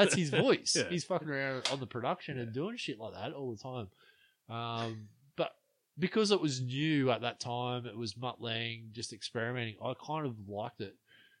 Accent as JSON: {"language": "English", "region": "East Germany", "country": "Germany", "tie": "born or raised there", "said": "that's just me growing up in East Germany."}